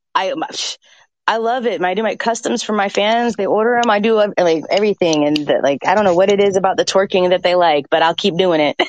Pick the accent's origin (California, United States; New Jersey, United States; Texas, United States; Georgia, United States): Georgia, United States; Atlanta; I grew up in Atlanta